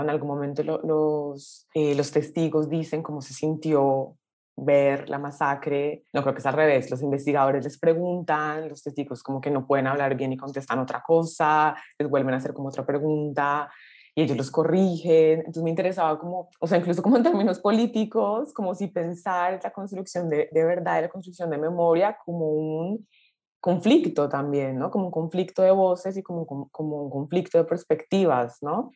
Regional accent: Colombia; nací en Colombia

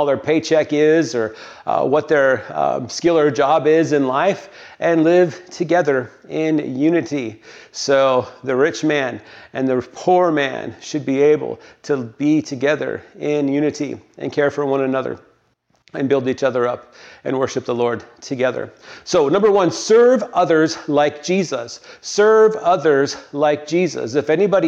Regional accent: the North, United States; also born or lived in Tennessee; I was a Yankee

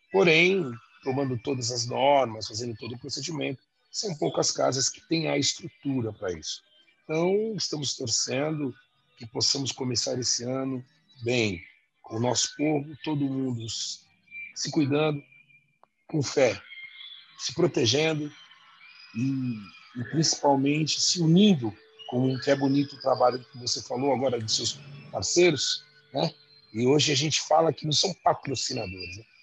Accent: São Paulo, Brazil; conhecemos, graças a Deus, todos as zonas de São Paulo, mas sou da Zona Norte, tenho que puxar meu peixe, né?

